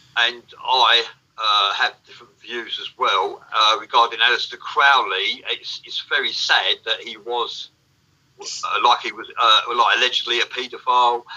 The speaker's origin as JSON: {"language": "English", "region": "England", "country": "United Kingdom", "said": "I'm from England"}